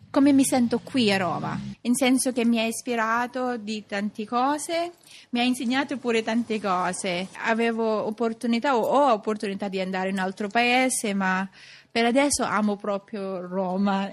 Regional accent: Philippines; Italian is a second language; now in Rome, Italy; quando dico che sono filippina

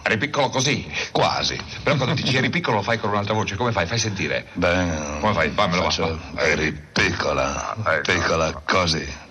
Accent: Piedmont, Italy; sono un piemontese

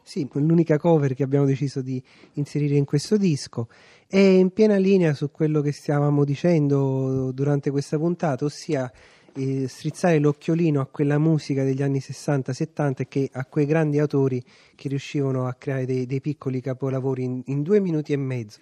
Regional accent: Caserta, Campania, Italy; io essendo casertano, quei 30 km fanno la differenza.

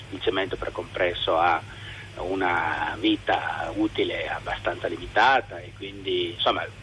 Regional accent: Turin, Piedmont, Italy; io la chiamo in questo momento dalla montagna ma sono torinese

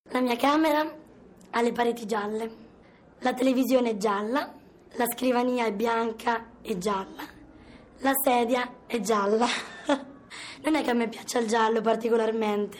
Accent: Bari, Apulia, Italy

